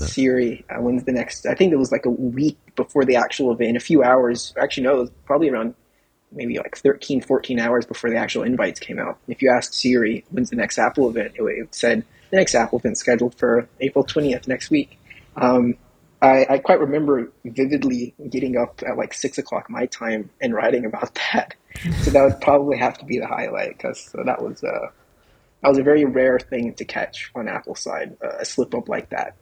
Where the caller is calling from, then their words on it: Saudi Arabia; I'm calling in from Saudi Arabia.